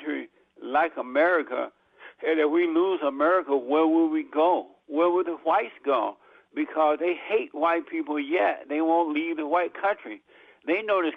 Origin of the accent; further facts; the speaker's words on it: Alabama, United States; I grew up in Alabama.